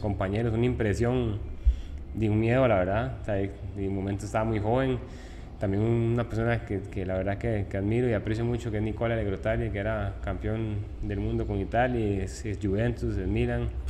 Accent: Tibás, San José, Costa Rica; also born or lived in Puerto Viejo; yo nací en San Juan, Colima de Tibás

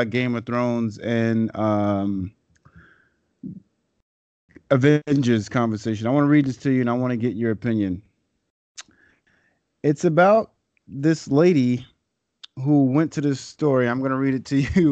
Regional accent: New York City, New York, United States; staying in Brooklyn my whole life and Queens my whole life

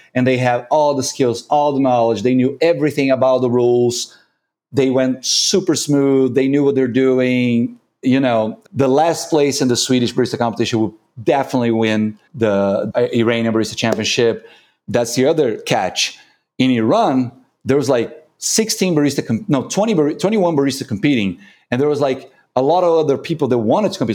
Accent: Brazil; English is a second language; I'm from Brazil.

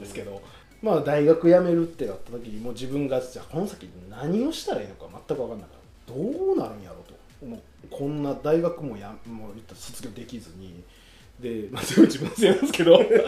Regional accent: Akashi, Hyogo, Japan; moved away as an adult; now in Mihama, Japan; その地元があの福井じゃなくてあの兵庫県の明石市っていうところの

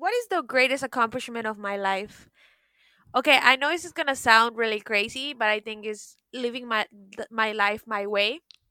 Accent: Miami, Florida, United States; moved away as an adult; also born or lived in New York; now in France; because, you know, I'm originally from Miami. I moved to New York and I was there for a couple years and it was amazing. And then I always wanted to live in Europe. So that's why I decided to do my master's in France.

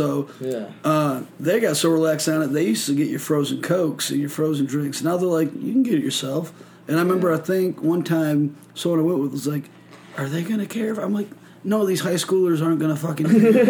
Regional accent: Michigan, United States; moved away; I'm from Michigan. We had Myers up there, which was pretty much Walmart, but it was, like, a Midwest thing.

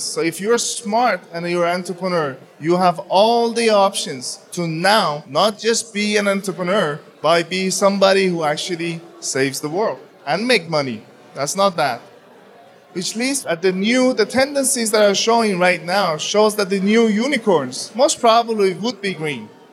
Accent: Denmark; I come from Denmark

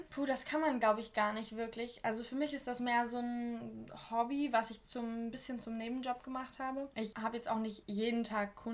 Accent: Wolfenbüttel, Lower Saxony, Germany; Ich komme nämlich aus Wolfenbüttel und auch dort kommt der Jägermeister her.

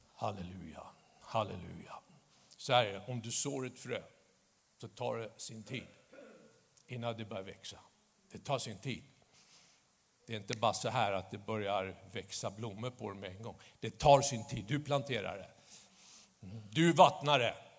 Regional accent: Stockholm, Stockholm County, Sweden; När jag växte upp i Stockholm

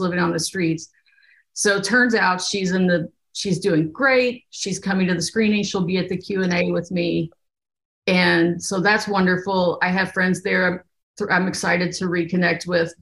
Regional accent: Bourbon County, Kentucky, United States; moved away as an adult; also born or lived in Oregon; I grew up in Kentucky in Bourbon County, and I went to a very small country high school.

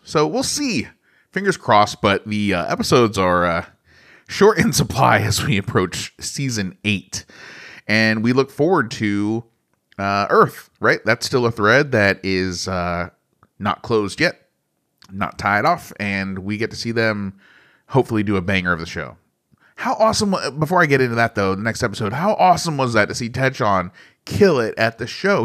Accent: United States; I'm American

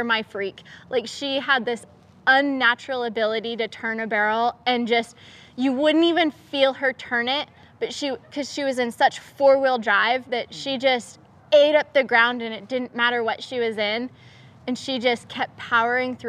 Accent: Oregon, United States; moved away; I'm originally from Oregon

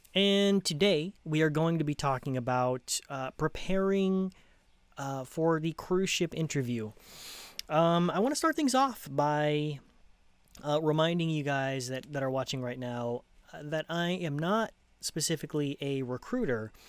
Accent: United States; also born or lived in Los Angeles County, California; I'm American

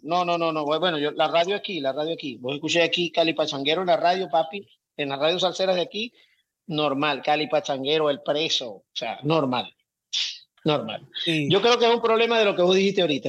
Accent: Zulia, Venezuela; now in Miami, United States; nacimos en el Zulia

